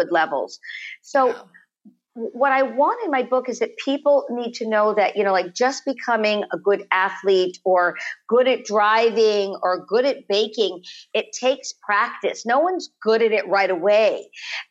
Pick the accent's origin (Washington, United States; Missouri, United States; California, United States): California, United States; Los Angeles; born or raised there